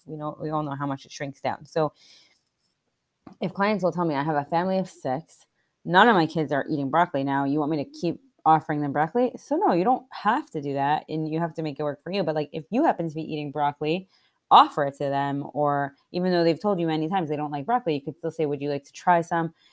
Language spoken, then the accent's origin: English; Scranton, Pennsylvania, United States; moved away; I'm originally from Scranton